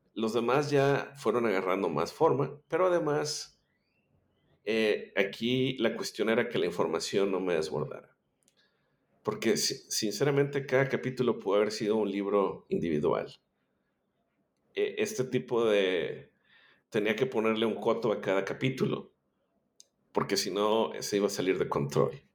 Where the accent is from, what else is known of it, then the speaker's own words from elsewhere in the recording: Monterrey, Nuevo León, Mexico; yo soy eh, originario de Monterrey, Nuevo León, México.